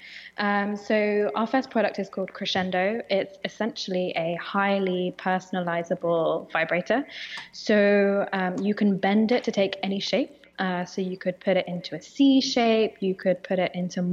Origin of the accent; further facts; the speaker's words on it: United Kingdom; accent: British; my British accent